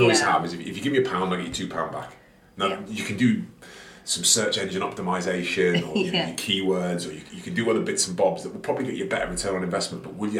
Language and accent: English; Wigan, North West England, United Kingdom; And I was this kid from Wigan Spirit like this